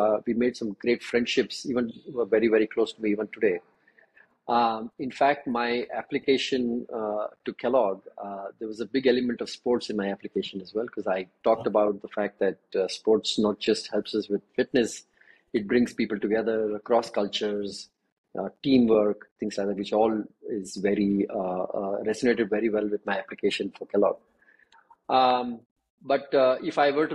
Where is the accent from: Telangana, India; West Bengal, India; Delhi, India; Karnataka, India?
Karnataka, India; Bangalore; moved away as an adult; also born or lived in Jakarta / United States / Singapore; I'm originally from Bangalore, did all my education here